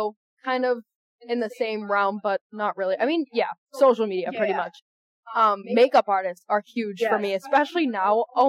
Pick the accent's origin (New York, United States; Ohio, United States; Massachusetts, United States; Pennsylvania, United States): Massachusetts, United States; Boston; accent: Boston; and I am from Boston. My whole family grew up around Boston, so I have that accent